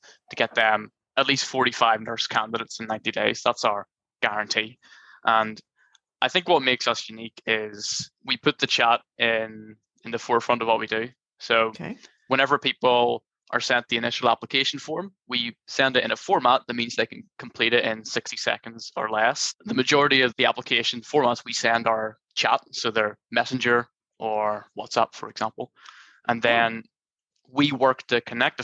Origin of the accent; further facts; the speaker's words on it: Ireland; I'm from Ireland